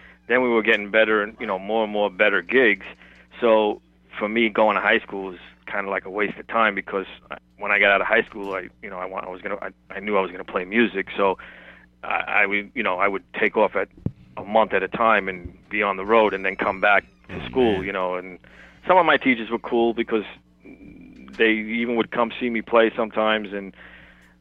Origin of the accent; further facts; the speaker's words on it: New York City, New York, United States; also born or lived in Bay Ridge, Brooklyn / Bensonhurst, Brooklyn; I grew up in Borough Park here, and then Bay Ridge, yeah. Bensonhurst